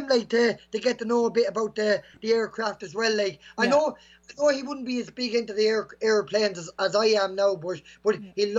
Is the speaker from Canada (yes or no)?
no; Bagnallstown, Leinster, Ireland; She lives in Park Mirror, actually, where I grew up in okay. Bagnallstown.